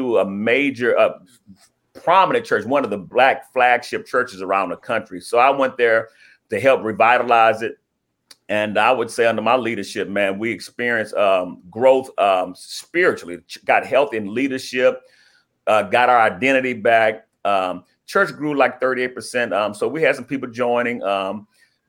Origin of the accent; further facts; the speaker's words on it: Houston, Texas, United States; also born or lived in Ohio; I'm from Houston, came back here to heal